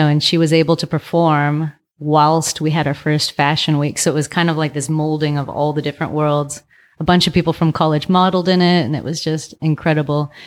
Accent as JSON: {"language": "English", "town": "Vallejo", "region": "California", "country": "United States", "tie": "born or raised there", "also_born_or_lived": "San Francisco / Thailand / Asia", "lives_now": "Oakland, United States", "said": "I'm from Vallejo."}